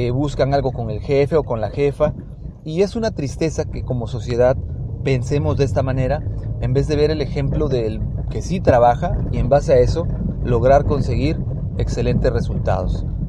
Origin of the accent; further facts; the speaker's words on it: Mexico; como mexicanos